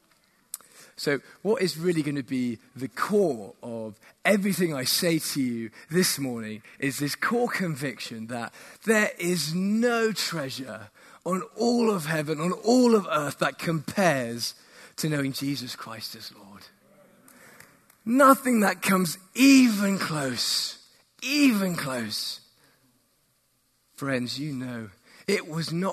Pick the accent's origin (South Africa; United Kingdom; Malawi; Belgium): United Kingdom; England; also born or lived in Woolwich, London; I'm from England, where it's very cloudy, very rainy